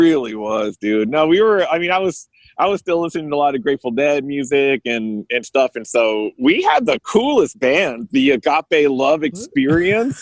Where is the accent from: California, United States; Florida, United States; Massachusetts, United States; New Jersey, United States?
California, United States; I'm born and raised in California